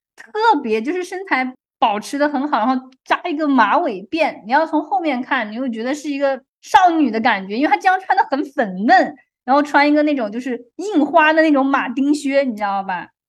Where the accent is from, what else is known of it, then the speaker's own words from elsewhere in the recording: China; moved away as an adult; now in Canada; 我们中国人的数学比他们学得要深嘛